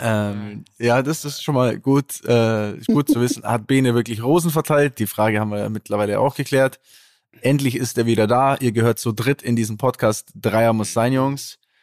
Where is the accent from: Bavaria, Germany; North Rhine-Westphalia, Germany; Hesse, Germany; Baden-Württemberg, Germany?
Bavaria, Germany; Allgäu; accent: Allgäuer Bauerndialekt; da kommt immer mein Allgäuer Bauerndialekt raus, zumindest, ne? also da, wo ich herkomme